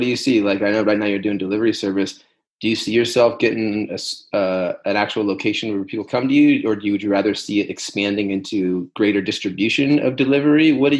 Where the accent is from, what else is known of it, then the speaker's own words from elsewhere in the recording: Northern California, United States; we're both from California, you know, Northern California area.